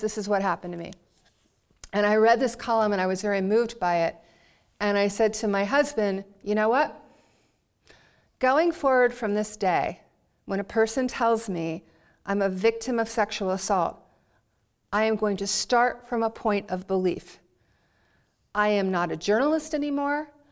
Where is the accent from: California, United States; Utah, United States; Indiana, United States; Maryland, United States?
Maryland, United States; Baltimore; I was from Baltimore